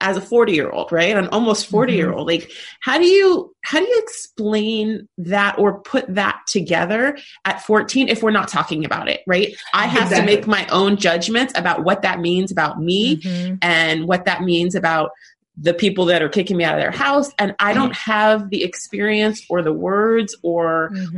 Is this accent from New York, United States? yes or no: no; California, United States; growing up in California